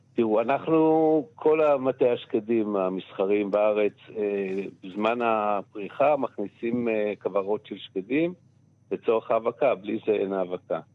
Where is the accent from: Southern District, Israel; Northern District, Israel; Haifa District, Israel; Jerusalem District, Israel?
Northern District, Israel; Ein Harod; בקיבוץ שגדלתי התחלתי לעבוד במטע